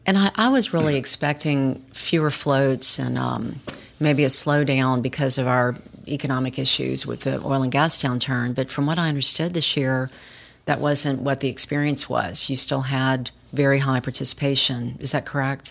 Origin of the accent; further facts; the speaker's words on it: Baton Rouge, Louisiana, United States; moved away as an adult; I grew up in Baton Rouge